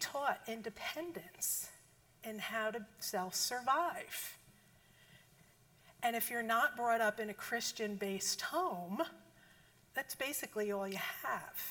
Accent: New Jersey, United States; accent: Jersey; moved away; I'm from Jersey. And if you couldn't tell from the accent

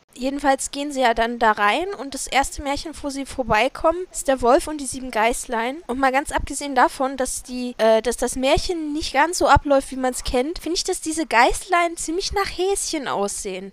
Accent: near the Harz, Harz area, Germany; wir ja den Harz hier um die Ecke haben, von da, wo ich groß geworden bin

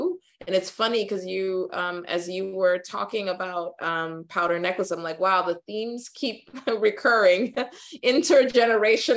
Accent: New York, United States; also born or lived in Ghana; growing up in New York

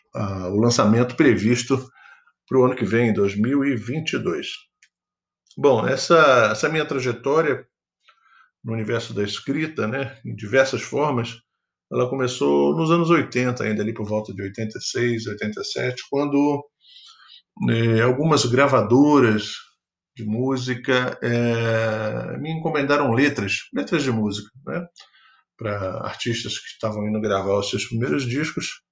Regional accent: Rio de Janeiro, Brazil; sou natural do Rio de Janeiro

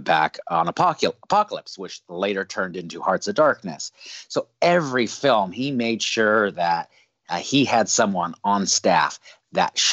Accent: Northern California, United States; also born or lived in Los Angeles, United States; We were born and raised in Northern California

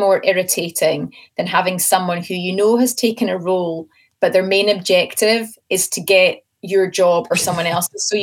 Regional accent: Scotland, United Kingdom; I'm Scottish

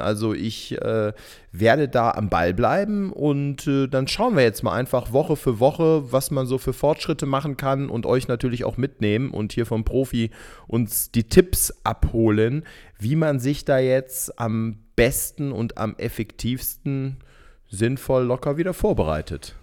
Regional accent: Gummersbach, North Rhine-Westphalia, Germany; in meiner Heimatstadt in Gummersbach

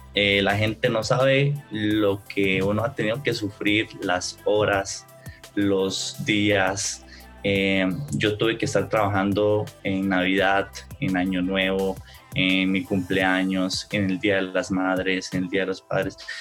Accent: Costa Rica; yo soy acá de Costa Rica

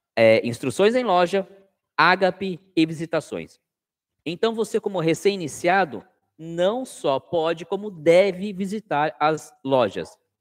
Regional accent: Sorocaba, São Paulo, Brazil; Eu sou do estado de São Paulo, da cidade de Sorocaba

